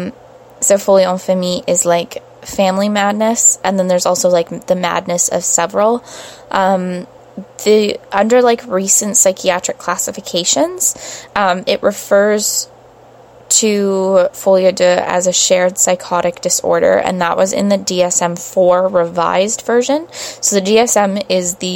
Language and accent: English; Brampton, Ontario, Canada; I'm from Brampton